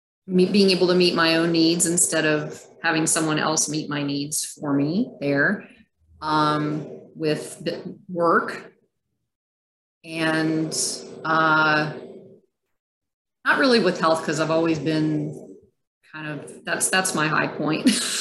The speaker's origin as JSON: {"language": "English", "country": "Germany", "tie": "born there", "said": "at the time I was born in Germany in an Air Force in the 97 General Hospital, which was an old German Air Force hospital. And it was an army base, our army base, the US at the time."}